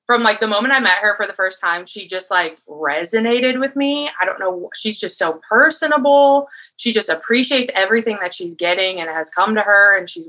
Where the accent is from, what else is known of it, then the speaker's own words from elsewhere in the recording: Wisconsin, United States; moved away as an adult; now in Nashville, United States; I am originally from Wisconsin. I went to pharmacy school, moved here, and I'm a pharmacist now in Nashville.